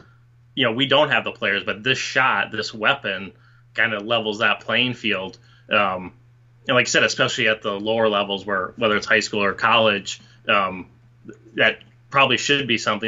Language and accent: English; Minnesota, United States; now in New York, United States; my home state of Minnesota